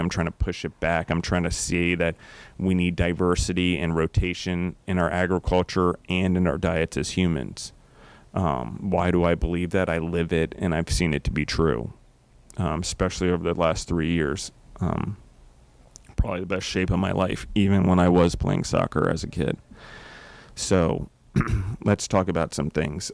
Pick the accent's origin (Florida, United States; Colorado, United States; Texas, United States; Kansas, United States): Colorado, United States; I am from Colorado